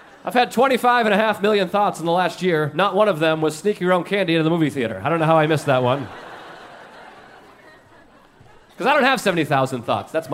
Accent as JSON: {"language": "English", "region": "New England", "country": "United States", "tie": "born or raised there", "moved": "yes", "lives_now": "New York City, United States", "said": "I grew up in New England, and I've lived here in New York City for many years"}